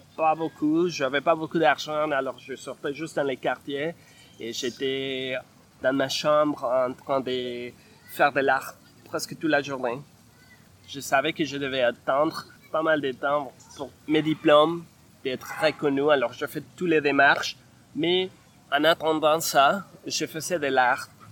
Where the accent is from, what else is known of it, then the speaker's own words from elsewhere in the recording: Bogotá, Colombia; French is a second language; moved away as an adult; now in Montreal, Canada; je viens de la Colombie, de Bogota